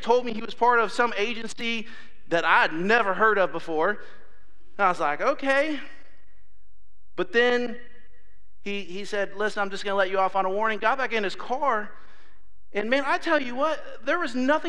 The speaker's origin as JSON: {"language": "English", "region": "Ohio", "country": "United States", "moved": "yes", "said": "I'm from Ohio"}